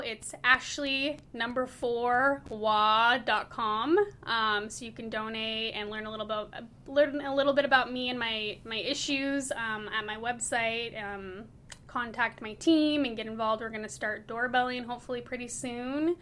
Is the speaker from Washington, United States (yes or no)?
yes; Federal Way, Washington, United States; growing up in Federal Way, it's my home